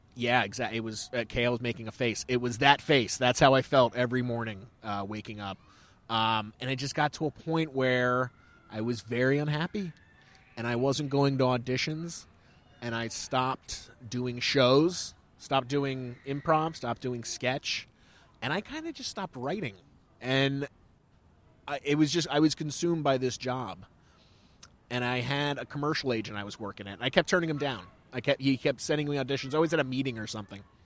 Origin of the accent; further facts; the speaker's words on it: Pennsylvania, United States; now in New York, United States; I come from Pennsylvania, and I, I didn't move to New York